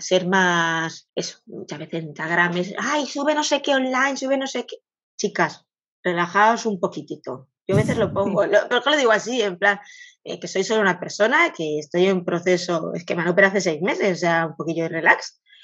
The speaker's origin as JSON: {"language": "Spanish", "region": "Catalonia", "country": "Spain", "said": "soy de Cataluña"}